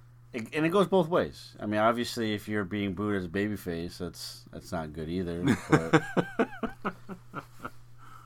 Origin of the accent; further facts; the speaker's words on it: Chicago, Illinois, United States; because we're from Chicago